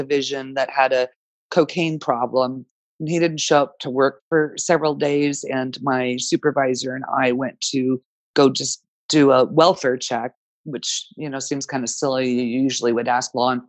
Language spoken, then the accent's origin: English; Danville, California, United States; now in San Jose, United States; I grew up in Danville, which is about an hour from San Jose, which is where I'm currently located.